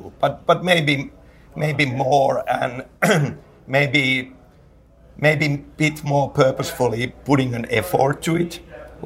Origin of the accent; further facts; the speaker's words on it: Finland; English is a second language; in Finland, you know, as a kid growing up, obviously English is not my native language